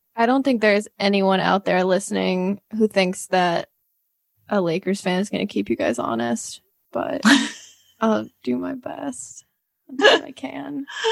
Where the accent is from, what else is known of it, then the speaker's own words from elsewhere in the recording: St. Louis, Missouri, United States; I'm from St. Louis